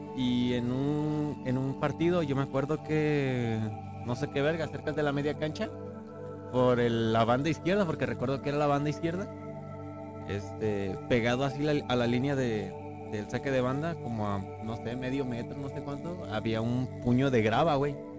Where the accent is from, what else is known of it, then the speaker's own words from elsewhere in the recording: Mexico; Igual somos mexicanos